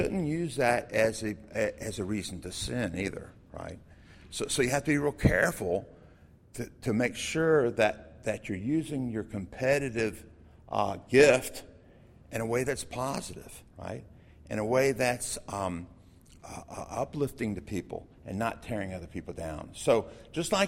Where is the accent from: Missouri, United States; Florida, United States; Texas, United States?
Florida, United States; I grew up in Florida